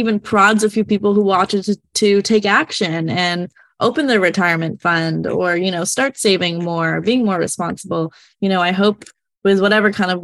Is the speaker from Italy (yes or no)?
no; Canada; I'm from Canada